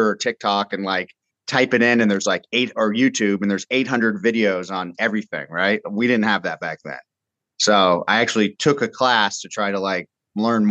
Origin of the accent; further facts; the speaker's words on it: Southern California, United States; I grew up in Southern California